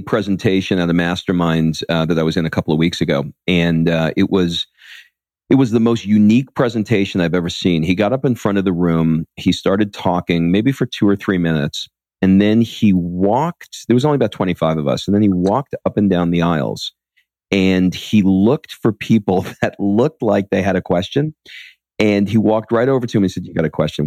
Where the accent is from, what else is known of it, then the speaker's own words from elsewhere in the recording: New York, United States; I grew up in New York